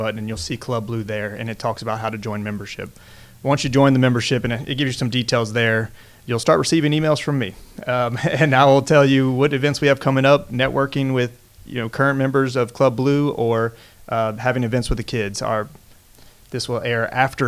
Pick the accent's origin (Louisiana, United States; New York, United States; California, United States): Louisiana, United States; Baton Rouge; I am born and raised here. I went to St. Thomas More to start off